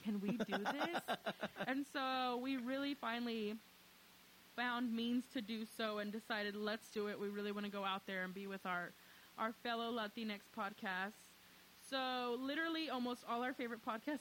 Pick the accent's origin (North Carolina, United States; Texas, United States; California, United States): Texas, United States; Dallas; We're from Dallas